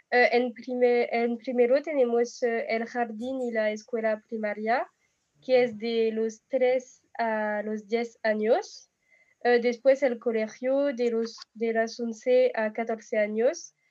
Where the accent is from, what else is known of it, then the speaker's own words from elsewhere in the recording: France; Spanish is a second language; eh, tengo 21 años y soy de Francia